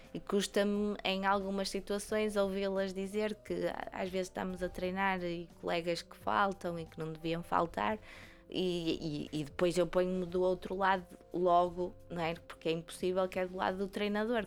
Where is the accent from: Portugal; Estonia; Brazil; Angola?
Portugal; Vila Nova de Gaia, Porto District; É o clube da minha terra